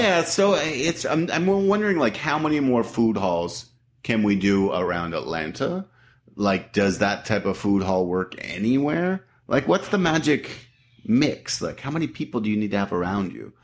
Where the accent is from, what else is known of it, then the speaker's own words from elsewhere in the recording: Canada; now in United States; I'm from Canada, so I've been here twenty-four years now